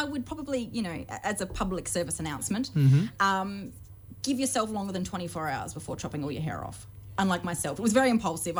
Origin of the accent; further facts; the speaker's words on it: Mount Barker, South Australia, Australia; I'm born and bred in Mount Barker.